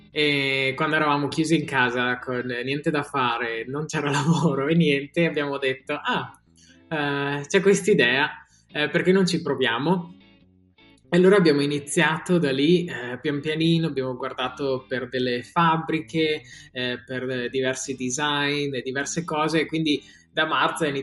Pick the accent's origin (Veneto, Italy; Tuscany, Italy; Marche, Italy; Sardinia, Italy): Veneto, Italy; Alpago; now in London, United Kingdom; come hai detto vengo dall'Alpago e adesso vivo a Londra e, ehm, da quasi 5 anni